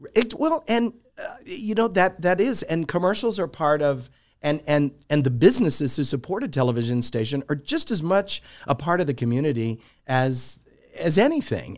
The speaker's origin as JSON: {"language": "English", "town": "Alamogordo", "region": "New Mexico", "country": "United States", "tie": "born or raised there", "also_born_or_lived": "Albuquerque, New Mexico / El Paso, Texas", "moved": "as an adult", "said": "I grew up in Alamogordo. My grandparents lived there"}